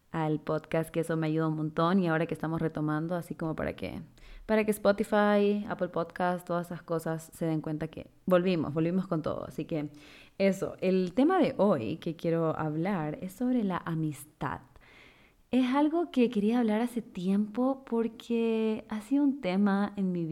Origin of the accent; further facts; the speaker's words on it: Guayaquil, Guayas, Ecuador; now in Quito, Ecuador; me mudé de Guayaquil a Quito eh, y ahí fue cuando entré a la universidad, pero tampoco conocía a nadie en Quito.